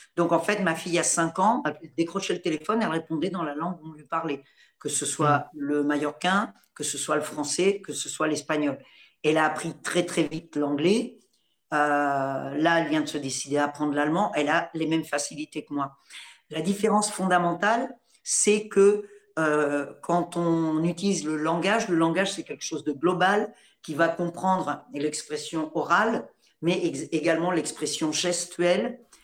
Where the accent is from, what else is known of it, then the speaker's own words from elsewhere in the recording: Normandy, France; also born or lived in Paris; moi je suis née en Normandie